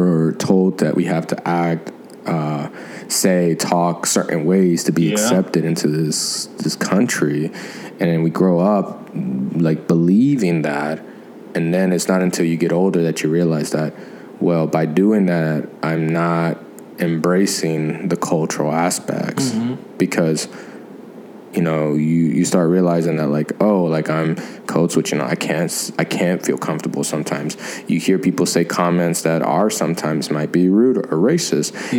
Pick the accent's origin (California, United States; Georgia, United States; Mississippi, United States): Georgia, United States; also born or lived in Los Angeles; I grew up in Georgia